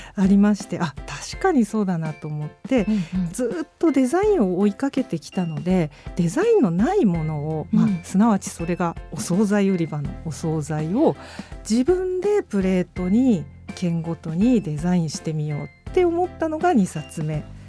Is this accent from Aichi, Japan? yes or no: no; Tokyo, Japan; 東京出身なんですけれども